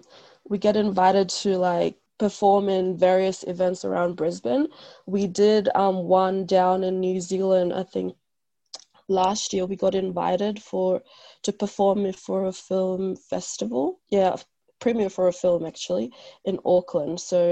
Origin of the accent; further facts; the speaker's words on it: Bougainville, Papua New Guinea; now in Australia; I'm from Bougainville, born and raised there. Moved to Australia 2009.